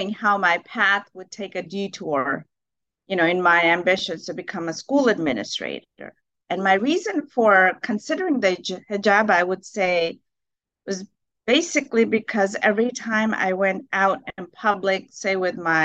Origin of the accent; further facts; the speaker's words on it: Houston, Texas, United States; also born or lived in Pakistan / New York / Pennsylvania / Maryland; growing up in Houston, Texas, I really didn't think much about being a Muslim